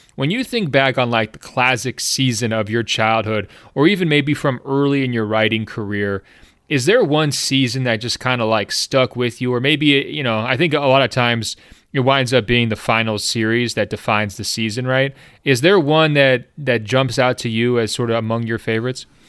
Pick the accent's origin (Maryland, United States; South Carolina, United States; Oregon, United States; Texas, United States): Oregon, United States; Beaverton; I grew up in Beaverton, Oregon, which is, like, home to Nike.